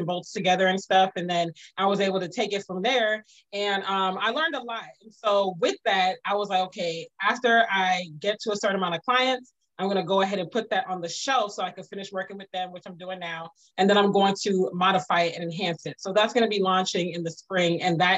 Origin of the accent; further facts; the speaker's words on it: Prince George's County, Maryland, United States; also born or lived in Washington, D.C. / Virginia / Pennsylvania; now in Atlanta, United States; I'm originally from Washington, D.C. I grew up primarily in Prince George's County, even spent many years in Virginia, lived in Pennsylvania, Virginia, before my family moved to Atlanta